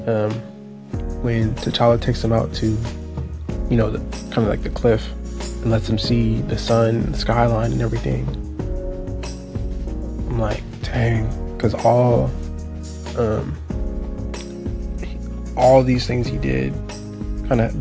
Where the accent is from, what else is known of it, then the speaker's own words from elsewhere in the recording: California, United States; I'm from California